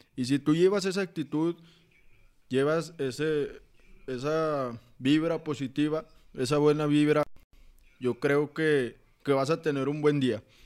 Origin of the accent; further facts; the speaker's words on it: Saltillo, Coahuila, Mexico; soy de aquí de Saltillo, Coahuila